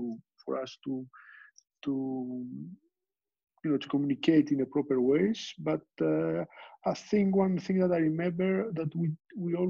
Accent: Greece; moved away; I was born and raised in Greece

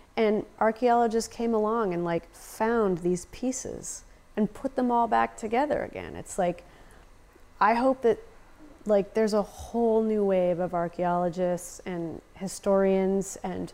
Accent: United States; It's okay, I'm American. I'll cry in front of anyone.

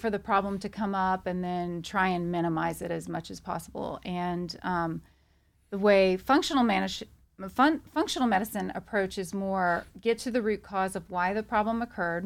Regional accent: Louisiana, United States; moved away as an adult; now in Texas, United States; I'm from Louisiana

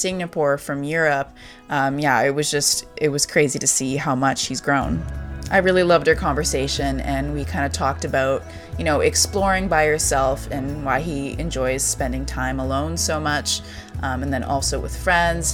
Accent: Vancouver, British Columbia, Canada; I'm from Vancouver as well

